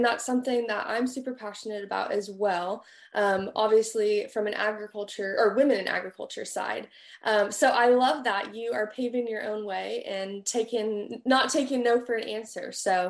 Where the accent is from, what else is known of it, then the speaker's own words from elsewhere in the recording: California, United States; now in Texas, United States; I'm from California originally, and then now I live in Texas